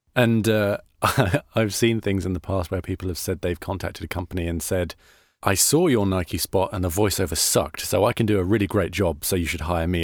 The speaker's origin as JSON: {"language": "English", "country": "United Kingdom", "accent": "British", "moved": "yes", "lives_now": "United States", "said": "I'm British"}